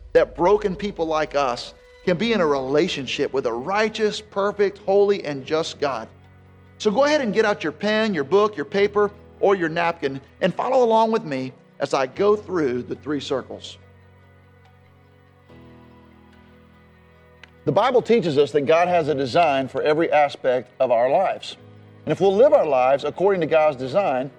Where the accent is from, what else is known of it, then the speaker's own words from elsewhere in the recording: Jacksonville, Florida, United States; I grew up in Jacksonville where our families planted a church together